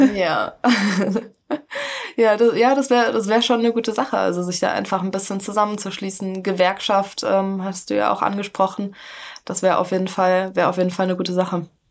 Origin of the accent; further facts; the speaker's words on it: Hesse, Germany; ich komme aus Hessen